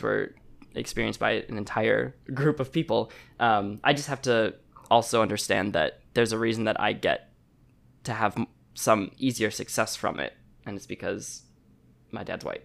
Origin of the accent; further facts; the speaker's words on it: Chicago, Illinois, United States; moved away as an adult; now in Los Angeles, United States; I was born in Chicago, um, and I moved to L A to go to college